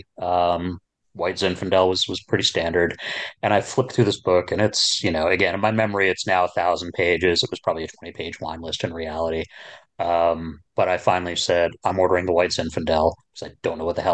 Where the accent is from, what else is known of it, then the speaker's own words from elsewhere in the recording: Princeton, New Jersey, United States; now in Kansas City, United States; There was a store where I grew up in New Jersey. I grew up in and around Princeton.